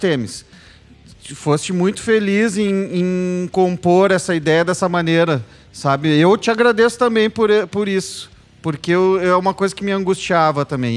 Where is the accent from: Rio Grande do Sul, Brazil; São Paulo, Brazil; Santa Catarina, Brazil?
Rio Grande do Sul, Brazil; eu vinha de um processo de orgulho gaúcho idiótico, da, da, daquela coisa racista que eu cantava o hino do Rio Grande do Sul sem me aperceber